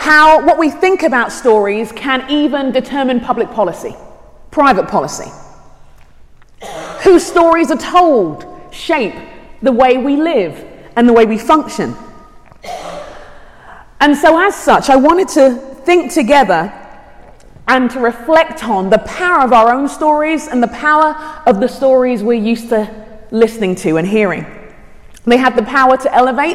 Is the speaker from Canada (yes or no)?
no; London, United Kingdom; moved away as an adult; also born or lived in Arizona, United States / California, United States; now in Shoreview, United States; I grew up in London, in England. My parents are Nigerian, and I've lived in the States about 14 years